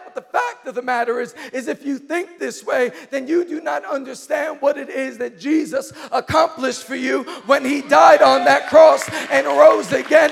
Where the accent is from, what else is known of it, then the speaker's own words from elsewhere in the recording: New York City, New York, United States; I grew up in Queens